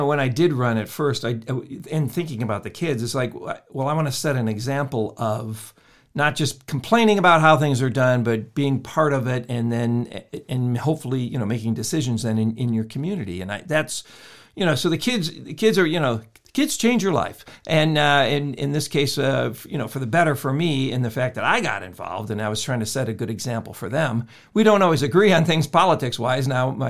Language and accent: English; Illinois, United States; No, actually, I grew up in the Midwest, in the state of Illinois. And the winters were brutal and the summers were just almost as bad.